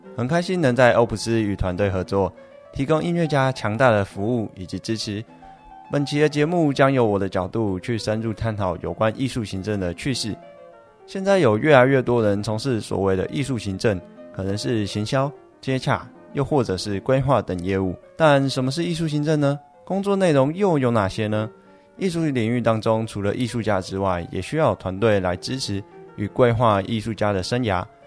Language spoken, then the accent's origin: Chinese; Yilan, Yilan County, Taiwan; 我来自宜兰，从小学习国乐，在乐团中担任过社长